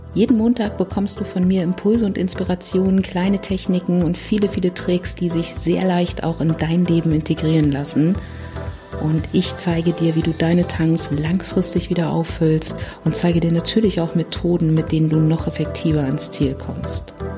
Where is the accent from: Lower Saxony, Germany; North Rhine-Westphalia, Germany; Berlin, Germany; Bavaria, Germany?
Berlin, Germany; ich komme aus Berlin